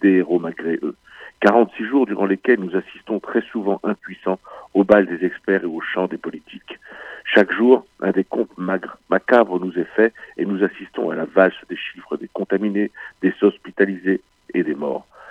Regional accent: France; chez nous, en France

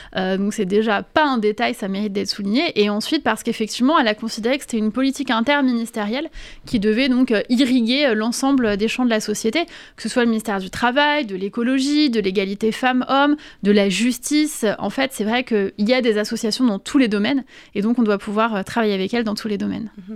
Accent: Paris, Île-de-France, France; also born or lived in Corsica; Le 19e arrondissement, c'est un arrondissement que je connais bien. J'ai grandi, j'étais à la Cité Rouge, j'étais à l'école Avenue Simon Bolivar.

